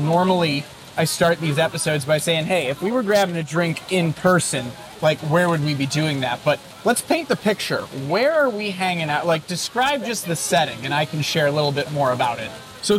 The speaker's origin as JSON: {"language": "English", "region": "California", "country": "United States", "lives_now": "Berlin, Germany", "said": "Look, entrepreneurship, I'm from Silicon Valley, right?"}